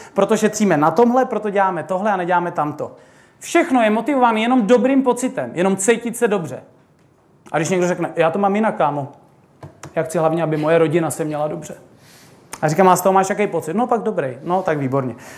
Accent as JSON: {"language": "Czech", "region": "Bohemia", "country": "Czechia", "said": "u nás v Čechách"}